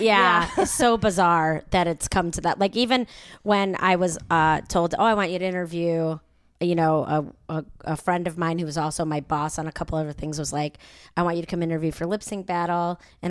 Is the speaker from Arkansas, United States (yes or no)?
no; Chicago, Illinois, United States; I'm from Chicago. I'm like Harlem and Fullerton.